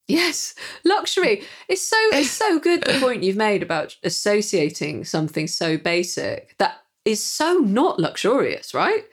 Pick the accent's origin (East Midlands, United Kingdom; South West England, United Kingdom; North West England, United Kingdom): North West England, United Kingdom; Manchester; being a Mancunian